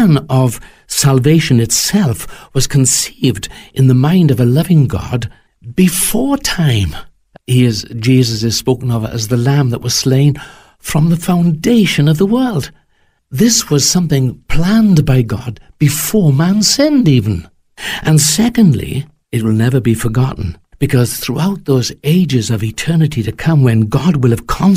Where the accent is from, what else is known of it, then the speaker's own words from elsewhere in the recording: Wales, United Kingdom; as a Welshman, may I say that we have our own language